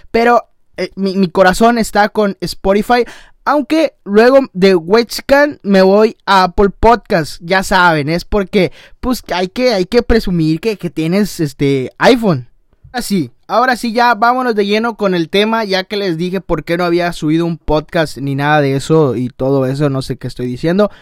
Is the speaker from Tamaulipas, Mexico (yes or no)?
yes; Tamaulipas, Mexico; de donde soy, soy de Tamaulipas